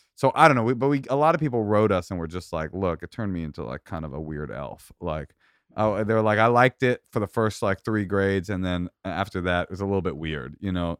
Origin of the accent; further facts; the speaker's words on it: Oakland, California, United States; I grew up in Oakland